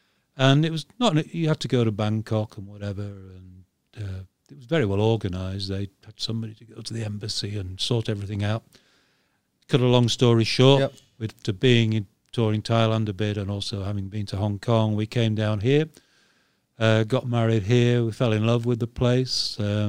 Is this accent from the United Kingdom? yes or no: yes; Yorkshire and the Humber, United Kingdom; We're both from Yorkshire. North of England.